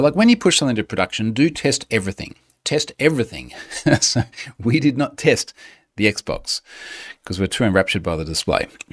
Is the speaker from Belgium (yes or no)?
no; Australia; I'm an Australian